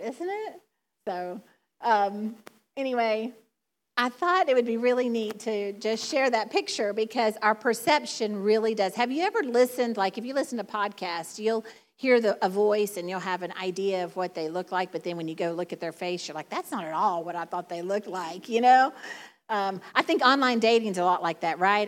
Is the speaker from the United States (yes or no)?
yes; the South, United States; accent: Southern; now in Michigan, United States; my Southern drawl, my Southern accent